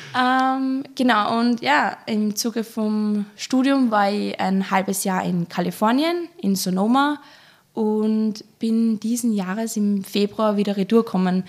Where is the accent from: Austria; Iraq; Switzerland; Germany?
Austria; Traisental, Lower Austria; komme aus dem kleinen, aber feinen Weinland Dreisendal in Niederösterreich